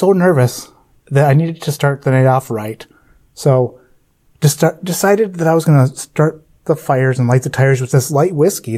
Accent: Marquette, Michigan, United States; moved away as an adult; also born or lived in Hartford, Connecticut; now in Grand Rapids, United States; we're originally from the Upper Peninsula of Michigan, like Marquette, Michigan area

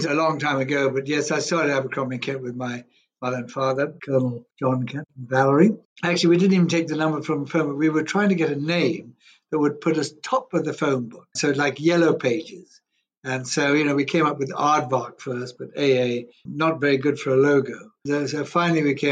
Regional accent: Kenya; also born or lived in Zambia; I'm a Kenyan, Zambian-born, but I was only there a week, but Kenyan-born, bred, schooled, educated, everything.

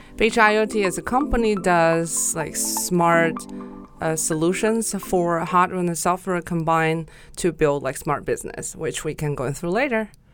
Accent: Gansu, China; moved away as an adult; now in Shanghai, China; I was born in the northwest of China, which you call the Silk Road, and it's Gansu Province

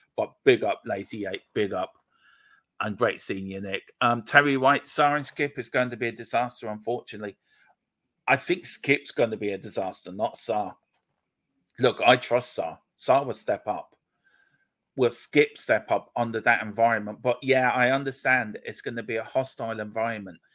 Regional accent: Gorey, Leinster, Ireland; also born or lived in Donegal; I'm from Wexford, um, a little place called Gorey in the south, sunny southeast

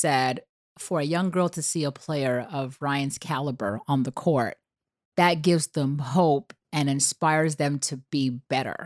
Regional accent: Canada; moved away; I come from Canada and now I'm entering a whole different space

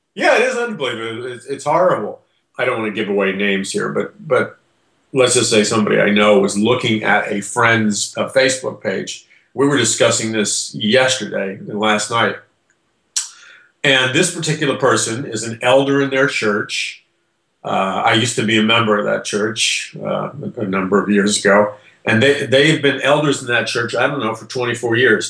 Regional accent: United States; I'm an American

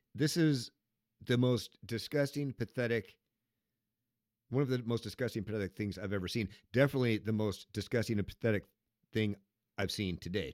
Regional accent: Seattle, Washington, United States; your weirdness comes from Seattle, Washington, my hometown

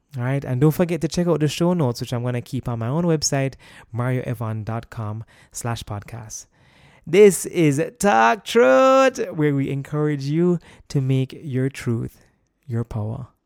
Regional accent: Kingston, Jamaica; also born or lived in United States; I have been born and raised in Jamaica all of my life

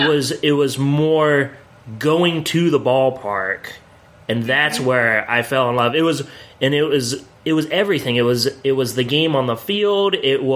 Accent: Williamsport, Pennsylvania, United States; I grew up in Williamsport, Pennsylvania. My parents lived literally 2 minutes away from the ballpark.

